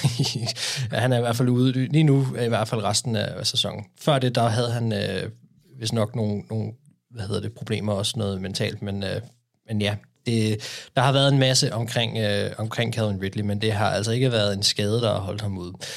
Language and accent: Danish; Denmark; som danskere.